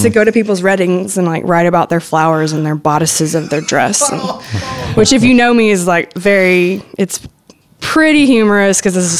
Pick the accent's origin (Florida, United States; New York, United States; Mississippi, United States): Mississippi, United States; Hattiesburg; moved away as an adult; now in Memphis, United States; I grew up in South Mississippi, mostly in Hattiesburg or the Hattiesburg area, and I wanted to go to a bigger city. Hattiesburg is not like some tiny town or anything, but it is a smaller college town